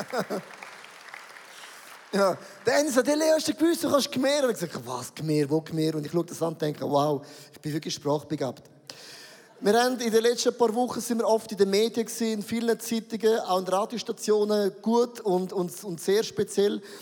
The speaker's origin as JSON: {"language": "German", "country": "Switzerland", "said": "für uns als Schweizer"}